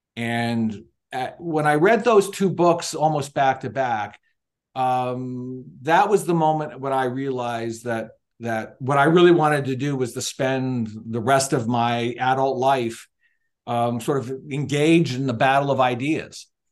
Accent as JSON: {"language": "English", "town": "Niagara Falls", "region": "Ontario", "country": "Canada", "tie": "born or raised there", "moved": "yes", "lives_now": "United States", "said": "I was, uh, born and raised in Niagara Falls, Ontario, Canada"}